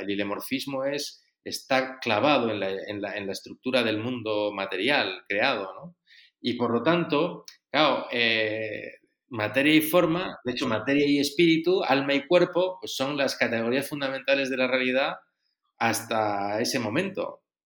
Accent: Spain; moved away as an adult; now in Rome, Italy; yo soy un sacerdote español que vivo desde hace bastantes años en Roma

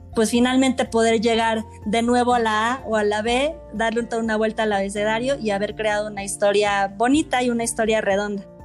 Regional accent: Mexico; soy mexicana

